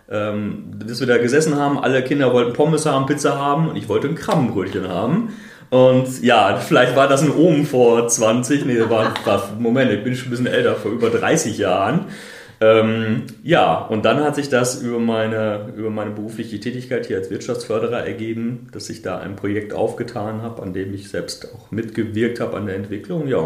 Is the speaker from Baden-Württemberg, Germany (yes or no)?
no; North Rhine-Westphalia, Germany; Ich komme eigentlich aus Nordrhein-Westfalen. Das Einzige, was man da kennt, sind Stauseen, Baggerseen, vielleicht mal Flüsse, den Rhein. Ich komme aus dem Sauerland, da haben wir Baggerseen, die dann das Ruhrgebiet versorgen